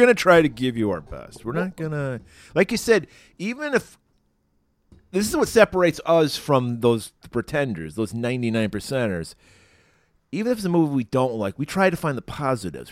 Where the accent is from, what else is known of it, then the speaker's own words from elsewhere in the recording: Pontiac, Michigan, United States; my hometown of Pontiac, Michigan